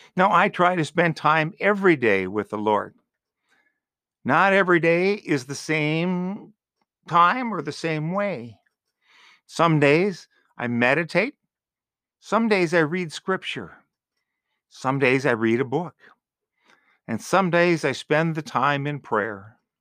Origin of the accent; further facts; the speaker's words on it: Green Bay, Wisconsin, United States; also born or lived in Marshfield, Wisconsin; growing up in Green Bay, there were a lot of businesses open on Sundays. Later, living in Marshfield